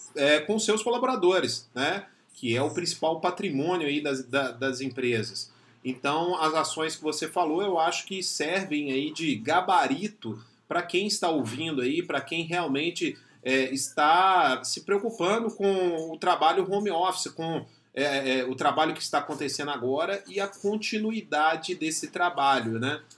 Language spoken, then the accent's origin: Portuguese; Belo Horizonte, Minas Gerais, Brazil; sou mineiro, né, sou de Belo Horizonte